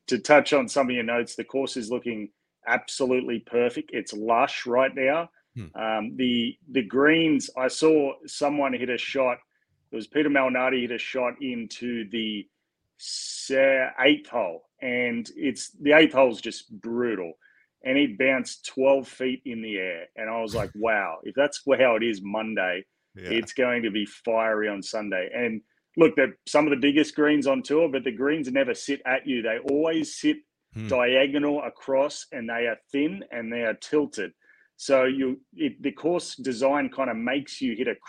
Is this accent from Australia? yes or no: yes; Australia; as an Australian